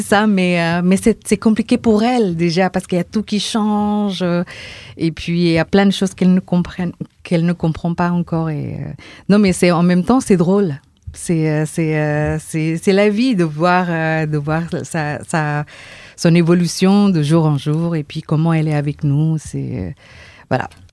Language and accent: French; Indonesia; now in France; chez nous, en Indonésie